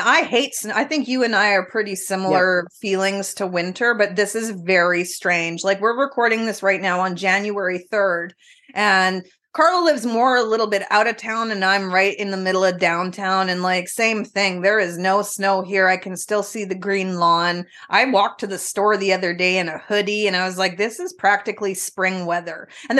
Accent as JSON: {"language": "English", "country": "Canada", "also_born_or_lived": "northern British Columbia", "lives_now": "British Columbia, Canada", "said": "we're true Canadians"}